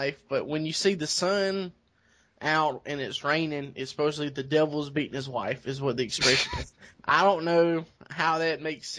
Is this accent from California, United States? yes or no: no; South Carolina, United States; I'm from South Carolina.